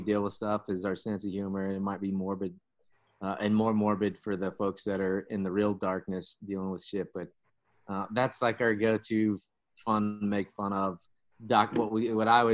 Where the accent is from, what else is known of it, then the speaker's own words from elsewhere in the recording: western Oklahoma, United States; I was raised up in the western part of the state, west of Oklahoma City